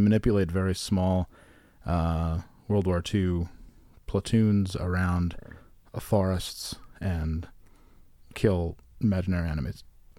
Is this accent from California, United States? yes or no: no; Virginia Beach, Virginia, United States; Also, guys, I'm from Virginia Beach, not the Midwest. It's basically the same.